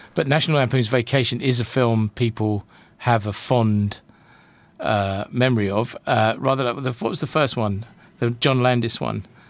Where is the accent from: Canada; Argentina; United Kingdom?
United Kingdom; I'm I'm British